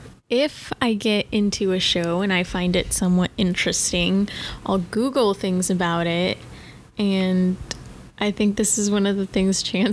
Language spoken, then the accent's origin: English; Denver, Colorado, United States; moved away as an adult; now in Nashville, United States; I'm originally from Denver, and I moved to Nashville around the 4th of July.